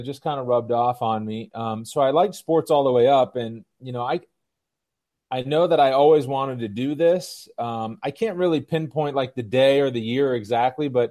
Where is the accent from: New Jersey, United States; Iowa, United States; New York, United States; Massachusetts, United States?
Massachusetts, United States; Boston; I grew up in the Massachusetts area, Boston area